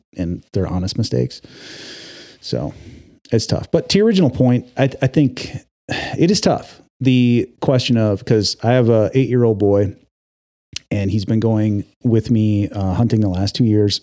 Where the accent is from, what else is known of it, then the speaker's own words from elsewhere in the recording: Wisconsin, United States; moved away as an adult; now in Oregon, United States; I grew up in the Midwest. I grew up in Wisconsin. I moved to Oregon in two thousand five